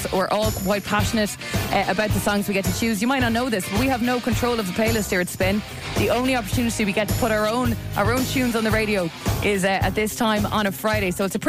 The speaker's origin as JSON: {"language": "English", "country": "Mauritius", "moved": "yes", "lives_now": "Portmarnock, Ireland", "said": "I'm from Mauritius originally."}